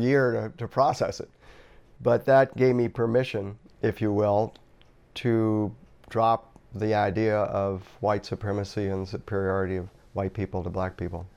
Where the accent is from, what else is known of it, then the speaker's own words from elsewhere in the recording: Norfolk, Virginia, United States; moved away as an adult; I was born in nineteen forty-five and grew up in Norfolk, Virginia. That was my hometown